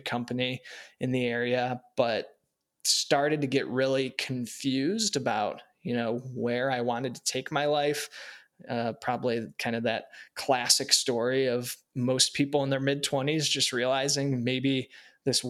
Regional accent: Warren, Ohio, United States; I grew up in Northeast Ohio in Warren outside of Youngstown

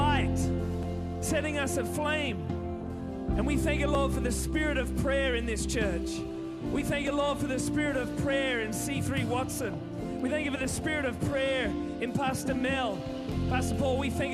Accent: Sydney, New South Wales, Australia; I'm from Sydney

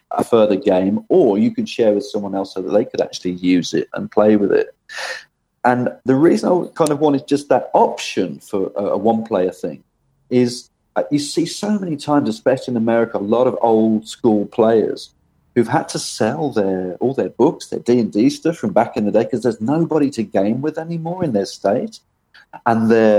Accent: Birmingham, West Midlands, United Kingdom; I was born in Birmingham in England, and I was born in a place called Moseley

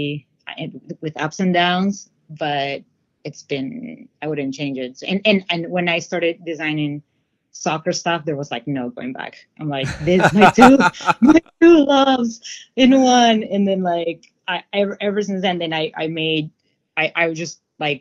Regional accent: Lima, Peru; now in Seattle, United States; I'm from Lima, Peru

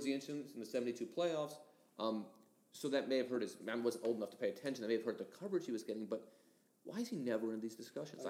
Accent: San Francisco Bay Area, California, United States; I grew up in the Bay Area, and I'm just old enough to remember those A's teams that won every year.

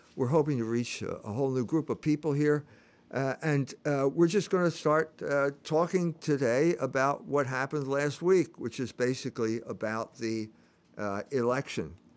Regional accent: Philadelphia, Pennsylvania, United States; I'm from Pennsylvania. I grew up in Philadelphia.

